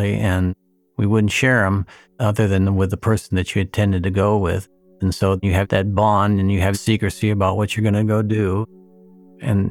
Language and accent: English; Alaska, United States; I'm basically a local kid from Alaska